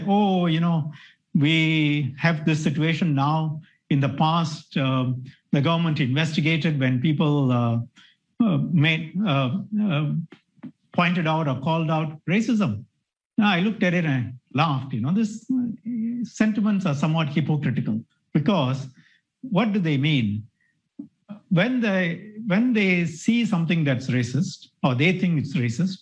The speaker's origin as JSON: {"language": "English", "country": "Singapore", "said": "We are, as Singaporeans"}